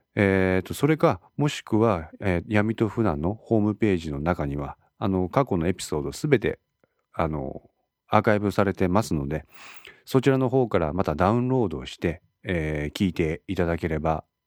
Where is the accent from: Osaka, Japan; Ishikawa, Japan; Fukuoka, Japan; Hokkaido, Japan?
Ishikawa, Japan; 私は石川県に在住しております。生まれも育ちも石川県でございます。